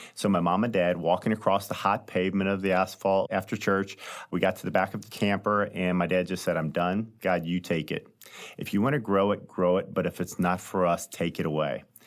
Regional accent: High Ridge, Missouri, United States; also born or lived in St. Louis, Missouri; I grew up in Saint Louis, lived here all my life, have three brothers, two sisters. We were raised in a small town called High Ridge, Missouri, which is just south of Saint Louis

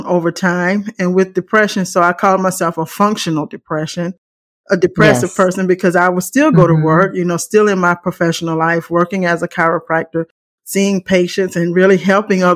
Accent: South Carolina, United States; moved away as an adult; also born or lived in Chicago area; now in Chicago, United States; I'm from South Carolina, and I'm now in the Chicago area

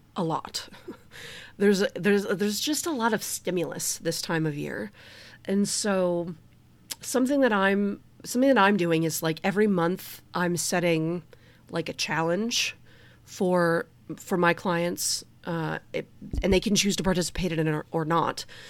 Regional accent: Detroit, Michigan, United States; I'm from Detroit

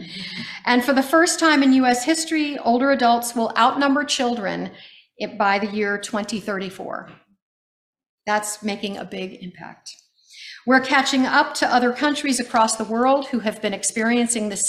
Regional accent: United States; as an American growing up in America

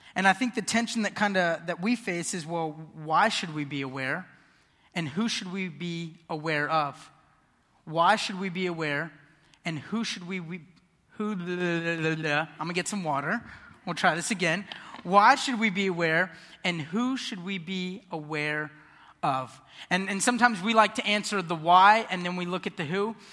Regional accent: Ocala, Florida, United States; I was born and raised here in Ocala.

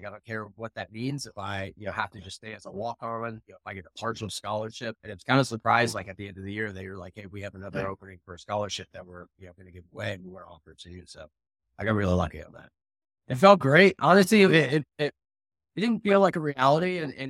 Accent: Danville, North Carolina, United States; also born or lived in Northern Virginia; I didn't move around a ton, but I was originally from Danville, North Carolina.

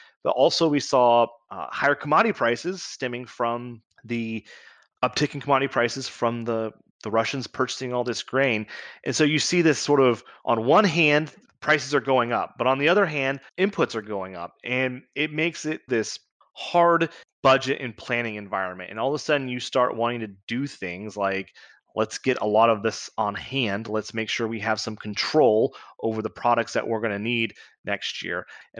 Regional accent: Kansas, United States; I grew up with the story of the 1970s, and I grew up in Southeast Kansas, which is unique in this because we grew up 3 or 4 miles away from the state line of Missouri

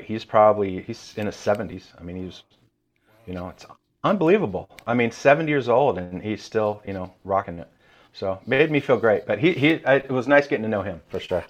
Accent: Nashville, Tennessee, United States; also born or lived in Iowa / Brentwood, Tennessee; I was born in Iowa, actually, and we moved to Nashville in, uh, seventy-eight, seventy-nine

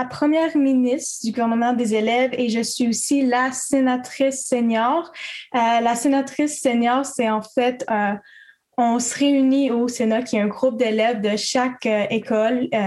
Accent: Quebec, Canada; also born or lived in Ontario; now in Kingston, Canada; Et oui, je viens aussi du Québec. Je suis née là-bas. Euh, et à cause que mes parents sont dans le militaire, moi, j'ai déménagé euh, environ cinq fois entre le Québec et l'Ontario.

